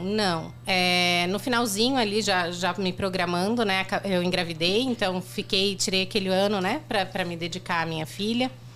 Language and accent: Portuguese; Joinville, Santa Catarina, Brazil; eu nasci em Joinville, uhum. mas atualmente eu tô morando ali em Dayal